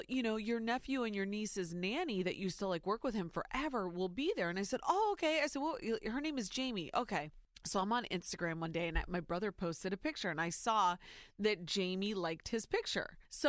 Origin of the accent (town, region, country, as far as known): Ohio, United States; born or raised there